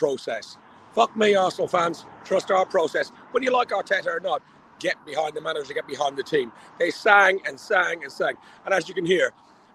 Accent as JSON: {"language": "English", "country": "Ireland", "said": "I'm Irish."}